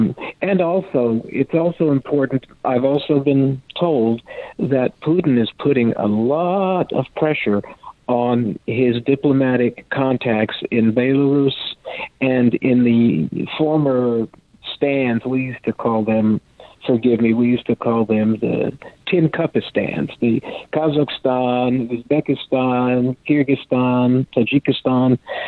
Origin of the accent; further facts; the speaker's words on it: France; first language French; English is a second language; also born or lived in Texas; my background is I'm half French. I'm 100% Texan, but I'm half French. And I was raised in France. It was my first language.